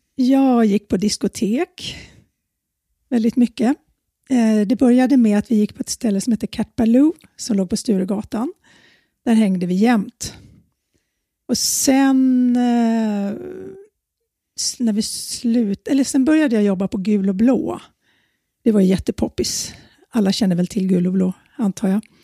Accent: Handen, Stockholm County, Sweden; also born or lived in Södermalm, Stockholm; now in Stockholm, Sweden; Jag växte upp ute i Handen, Haninge kommun

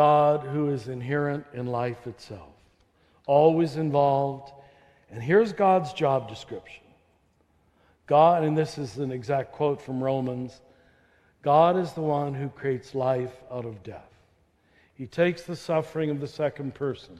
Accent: Topeka, Kansas, United States; moved away; in a Methodist church where I grew up in Topeka

